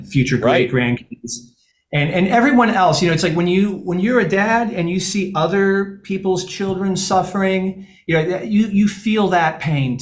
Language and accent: English; Syracuse, New York, United States; I'm from Syracuse